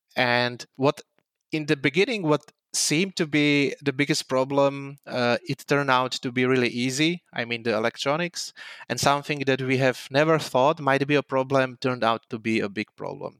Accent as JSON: {"language": "English", "country": "Slovakia", "tie": "born or raised there", "moved": "as an adult", "lives_now": "Prague, Czech Republic", "said": "I was born in Slovakia, but, uh, since two thousand twelve, uh, two, two thousand two, I'm living in Prague. I moved there to study computer science at Charles University"}